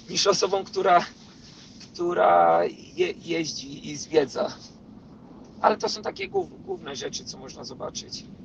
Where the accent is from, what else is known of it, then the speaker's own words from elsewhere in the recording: Poland; moved away; Ja, ja wyjechałem z Polski w 2012 roku.